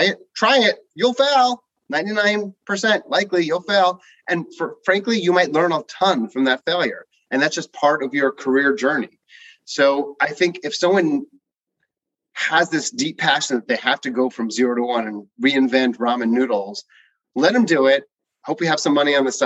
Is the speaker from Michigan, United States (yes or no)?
no; New Rochelle, New York, United States; I grew up in New Rochelle, New York